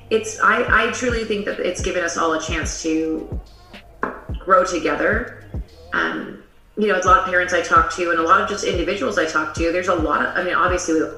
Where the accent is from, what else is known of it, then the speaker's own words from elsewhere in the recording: Las Vegas, Nevada, United States; also born or lived in Singapore / Tulsa, Oklahoma / Chicago; I'm from Las Vegas